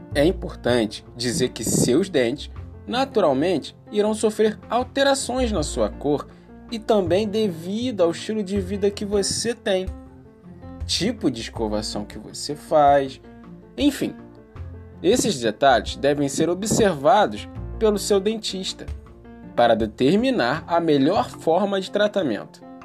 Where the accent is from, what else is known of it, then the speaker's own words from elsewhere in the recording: Rio de Janeiro, Brazil; Sou nascido e criado aqui, no Morro do Salgueiro